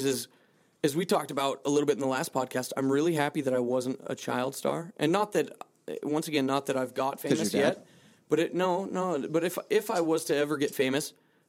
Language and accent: English; Malta; Because I came from Malta.